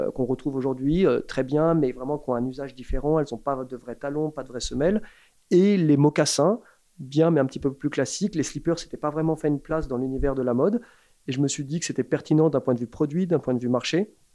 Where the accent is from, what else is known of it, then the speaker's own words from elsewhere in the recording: Paris, Île-de-France, France; moved away as an adult; also born or lived in London; j'ai grandi à Paris, en tant que Français parisien